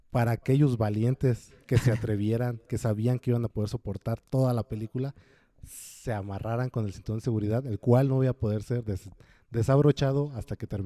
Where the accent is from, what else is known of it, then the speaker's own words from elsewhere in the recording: West Virginia, United States; accent: West Virginia; Spanish is a second language; Como, ah, creo que a lo mejor mi acento de West Virginia no ayuda